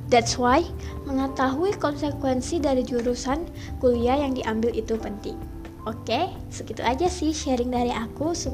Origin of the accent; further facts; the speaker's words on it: North Sumatra, Indonesia; Aku berasal dari Sumatera Utara.